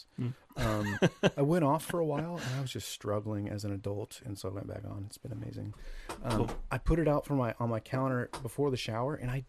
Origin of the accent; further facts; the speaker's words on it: Lebanon, Oregon, United States; also born or lived in Marysville, Washington; I grew up in Lebanon, Oregon, which is south of Salem.